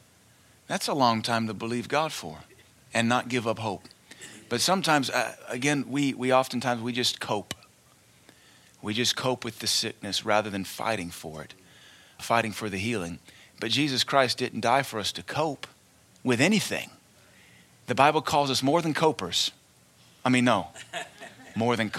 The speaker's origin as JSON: {"language": "English", "country": "United States"}